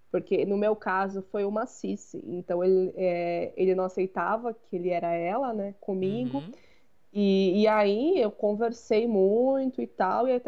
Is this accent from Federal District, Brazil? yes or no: no; São Paulo, Brazil; Bom, é, eu vou falar de São Paulo, porque eu sou de São Paulo